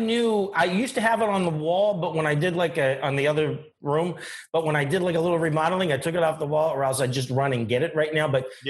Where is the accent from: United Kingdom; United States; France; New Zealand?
United States; Windber, Pennsylvania; moved away; also born or lived in Johnstown, Pennsylvania; I have a surprise for the people in my hometown of Johnstown. Actually, I'm from Windeburg, Pennsylvania.